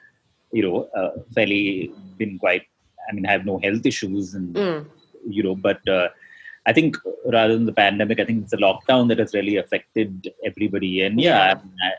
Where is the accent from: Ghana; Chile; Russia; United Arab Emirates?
United Arab Emirates; Dubai; Actually, I grew up in Dubai. So I went to school there.